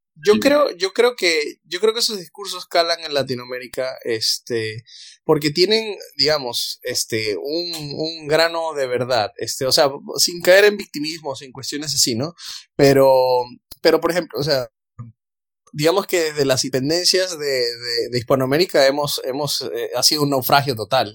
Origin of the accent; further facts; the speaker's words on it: Venezuela; yo soy venezolano